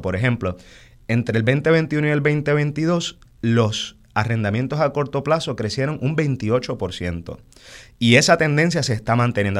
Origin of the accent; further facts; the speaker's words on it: San Juan, Puerto Rico; also born or lived in Santurce; Yo soy natural de Río Piedras, pero en ese momento estaba residiendo en la zona de Santurce